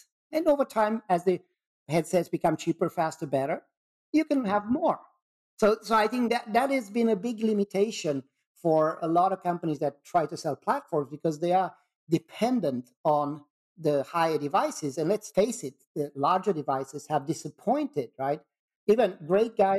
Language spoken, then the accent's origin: English; Sweden; I'm from Sweden